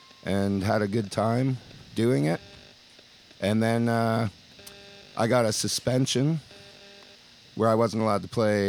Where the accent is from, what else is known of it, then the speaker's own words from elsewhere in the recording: Elora, Ontario, Canada; Elora, Ontario.